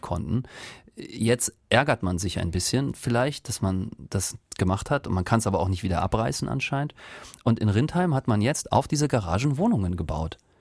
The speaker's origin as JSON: {"language": "German", "town": "Rostock", "region": "Mecklenburg-Vorpommern", "country": "Germany", "moved": "yes", "lives_now": "Karlsruhe, Germany", "said": "Ich komme ja ursprünglich aus Rostock"}